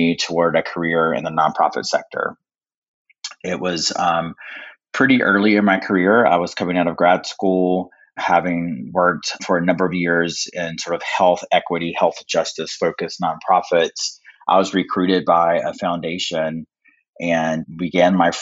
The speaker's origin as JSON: {"language": "English", "region": "North Carolina", "country": "United States", "tie": "born or raised there", "said": "I am from North Carolina. I'm an enrolled member of the Lumbee Tribe"}